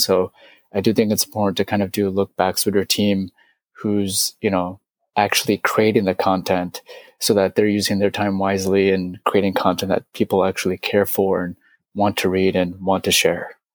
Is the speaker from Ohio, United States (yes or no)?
no; San Francisco, California, United States; I'm from San Francisco.